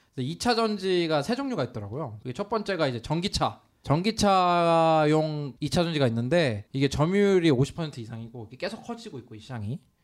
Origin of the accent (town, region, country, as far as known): Incheon, South Korea; born or raised there